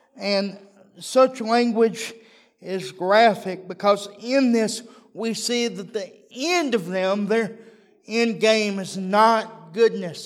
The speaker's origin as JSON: {"language": "English", "region": "Texas", "country": "United States", "said": "I'm a Texan"}